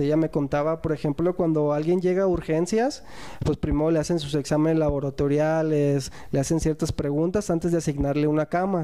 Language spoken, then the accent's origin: Spanish; Guadalajara, Jalisco, Mexico; somos de Guadalajara.